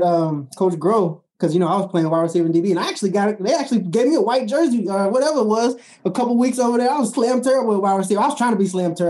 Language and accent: English; Kentucky, United States; I come from Kentucky.